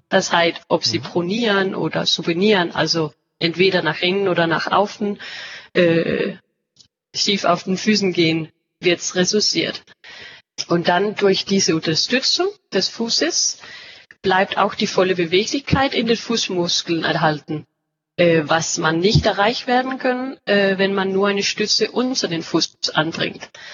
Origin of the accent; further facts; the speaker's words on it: Denmark; German is a second language; ich bin Dänin und arbeite jetzt auch hier in, äh, ja, in unser Hauptsitz in Ikast in Dänemark